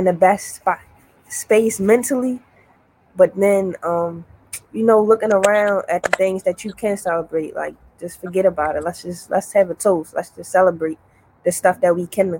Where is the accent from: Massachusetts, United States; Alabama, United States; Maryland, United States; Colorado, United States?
Maryland, United States; Baltimore; I'm from Baltimore